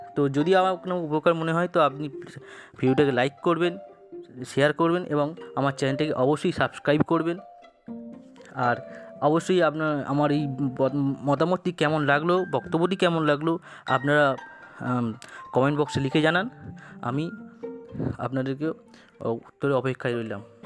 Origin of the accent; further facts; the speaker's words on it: India; আমরা প্রত্যেকে প্রত্যেক ইন্ডিয়ান